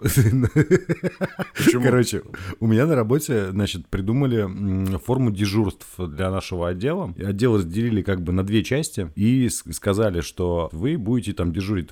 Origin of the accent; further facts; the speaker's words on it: Saint Petersburg, Russia; мы петербуржцы